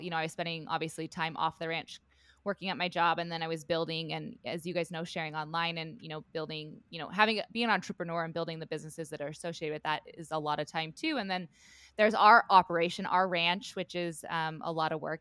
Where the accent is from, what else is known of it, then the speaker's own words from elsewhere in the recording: Southwest Montana, United States; I grew up in Southwest Montana on a cattle ranch there